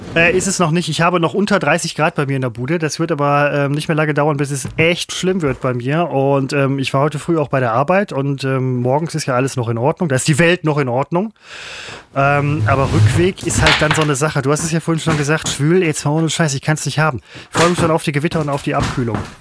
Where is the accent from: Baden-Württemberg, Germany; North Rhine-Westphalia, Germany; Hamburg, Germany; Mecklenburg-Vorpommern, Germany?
North Rhine-Westphalia, Germany; Essen; now in Mettmann district, Germany; ich bin zugezogen, das gebe ich zu, ich bin ja eigentlich Essener, aber als Mensch, der im Kreis ME lebt